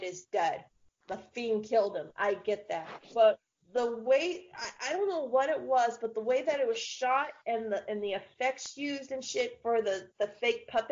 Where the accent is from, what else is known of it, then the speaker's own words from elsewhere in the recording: Tampa, Florida, United States; growing up in Tampa